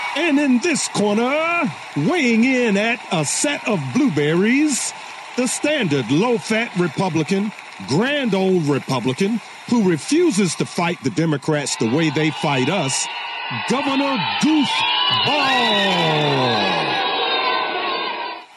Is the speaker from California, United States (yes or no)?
no; Virginia, United States; my home state of Virginia